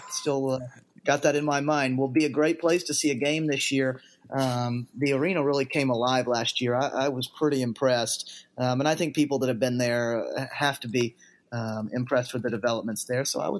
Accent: Nashville, Tennessee, United States; I'm from Nashville.

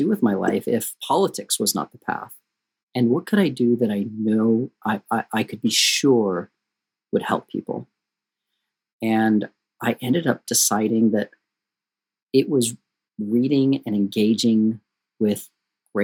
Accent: St. George, Utah, United States; I grew up in St. George, Utah in the desert

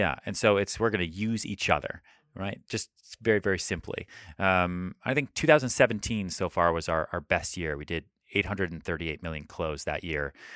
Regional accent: Colorado, United States; moved away as an adult; now in New York City, United States; I moved home to Colorado

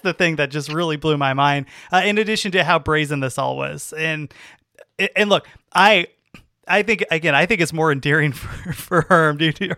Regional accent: California, United States; I grew up in California

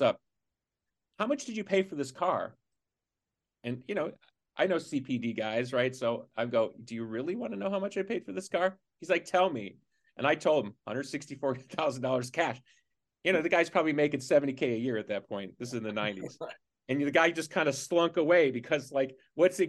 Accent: Chicago, Illinois, United States; I'm from Chicago

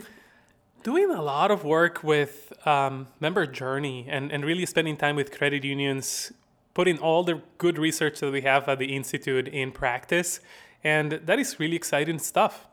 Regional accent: La Paz, Bolivia; accent: Southern; now in Madison, United States; I am from La Paz, Bolivia.

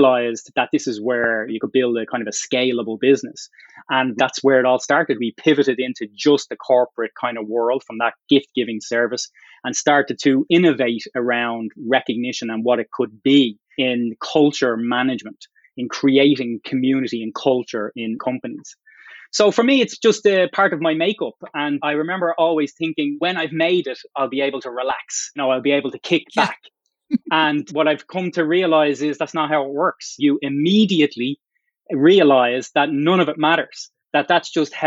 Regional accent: Dublin, Leinster, Ireland; moved away as an adult; also born or lived in Boston area, United States; now in Boston, United States; I grew up in Dublin, came from pretty humble area of Dublin

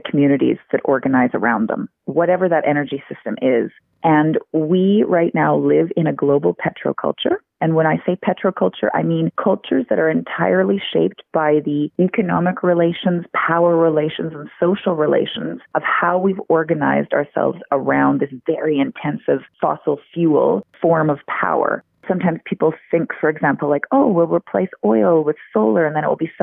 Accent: Alberta, Canada; I'm actually from Alberta originally, and now I teach at the University of Alberta

